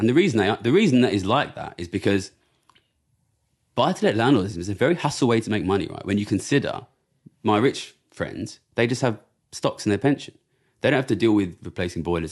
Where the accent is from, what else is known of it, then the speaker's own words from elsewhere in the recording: Ilford, London, United Kingdom; I grew up in Ilford, which is a very, very immigrant area